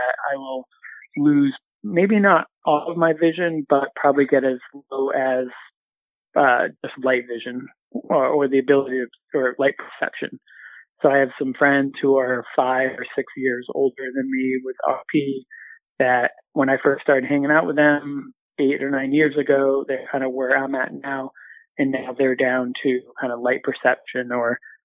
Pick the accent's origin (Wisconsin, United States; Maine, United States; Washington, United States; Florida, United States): Maine, United States; Southern; born or raised there; moved away as an adult; also born or lived in Central Massachusetts / Boston area